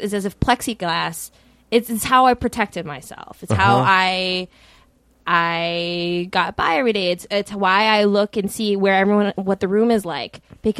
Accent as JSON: {"language": "English", "region": "Minnesota", "country": "United States", "also_born_or_lived": "Washington, D.C.", "said": "I'm from Minnesota."}